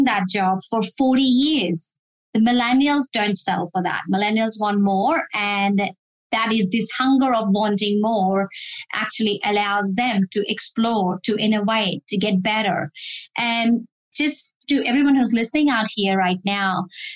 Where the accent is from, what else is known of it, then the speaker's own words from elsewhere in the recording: Delhi, India; moved away as an adult; now in Australia; I was born and brought up in Delhi, India, and I came to Australia, which is my current country I'm living in.